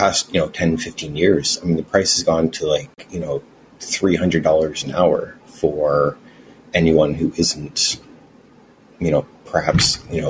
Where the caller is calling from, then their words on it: Vancouver, British Columbia, Canada; Vancouver, Canada.